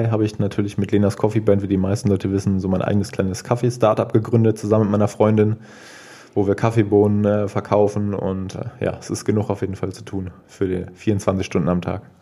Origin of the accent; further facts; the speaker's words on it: Krefeld, North Rhine-Westphalia, Germany; Ähm, auch da wieder Krefeld. Ähm, ja, ich bin ja in Krefeld groß geworden